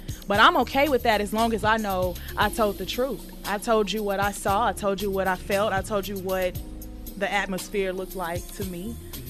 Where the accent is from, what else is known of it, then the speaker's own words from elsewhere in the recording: Houston, Texas, United States; why did they boo me when I said I was from Houston?